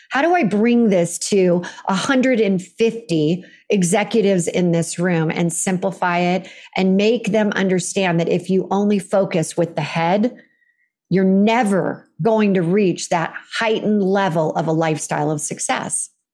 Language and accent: English; Silicon Valley, California, United States; I grew up in California